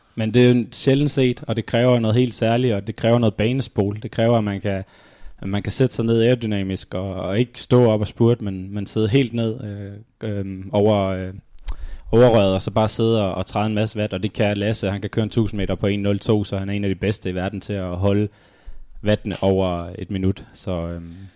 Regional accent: Denmark; som dansker

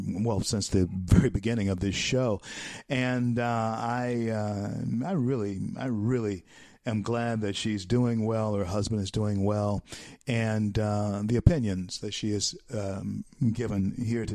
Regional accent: Louisiana, United States; my home state of Louisiana

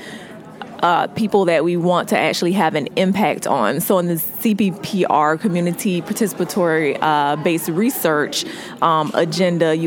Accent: Jacksonville, Florida, United States; also born or lived in Albany, Georgia; now in Atlanta, United States; I was born in Albany, Georgia, which is about 2 hours from here, but I grew up in Jacksonville, Florida

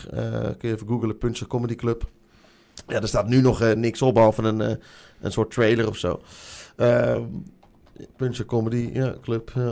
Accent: Haarlem, North Holland, Netherlands; echt trots als Haarlemmer.

